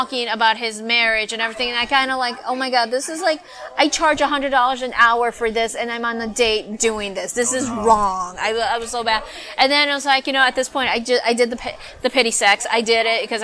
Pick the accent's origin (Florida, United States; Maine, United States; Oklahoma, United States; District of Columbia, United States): Florida, United States; We're from Florida